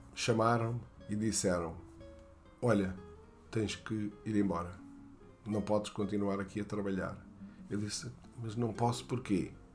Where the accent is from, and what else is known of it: Portugal; moved away; also born or lived in France